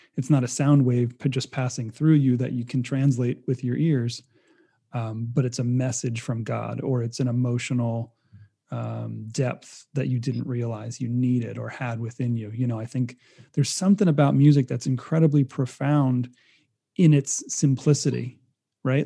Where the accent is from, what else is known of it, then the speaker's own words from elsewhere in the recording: Rhode Island, United States; moved away as an adult; now in California, United States; I'm being from Rhode Island most of my life and moving to California as a transplant